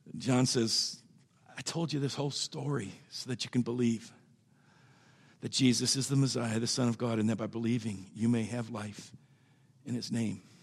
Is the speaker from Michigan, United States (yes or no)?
yes; Byron Center, Michigan, United States; I grew up out in Byron Center